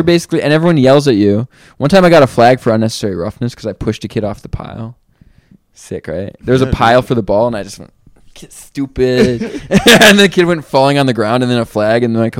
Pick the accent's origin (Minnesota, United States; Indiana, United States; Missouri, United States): Minnesota, United States; Mankato; Yeah, that's my hometown, Mankato.